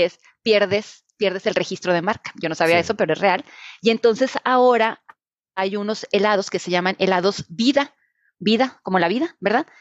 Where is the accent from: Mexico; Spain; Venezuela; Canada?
Mexico; Reynosa, Tamaulipas; yo soy de Reynosa